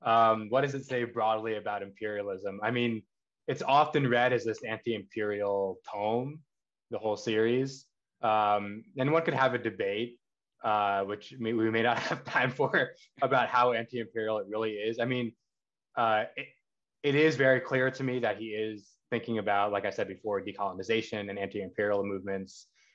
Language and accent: English; Pakistan; And then, of course, also as a Pakistani, I have to shout out the Tlilaksu group